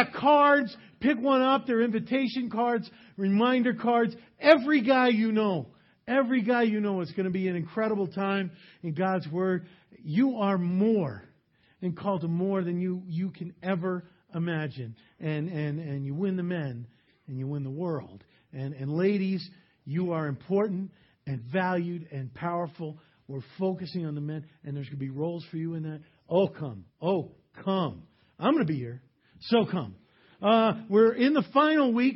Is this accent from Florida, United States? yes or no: no; New York, United States; I grew up in New York.